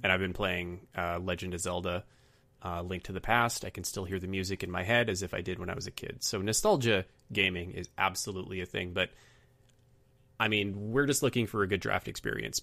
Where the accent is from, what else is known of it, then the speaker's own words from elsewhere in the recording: Canada; as a Canadian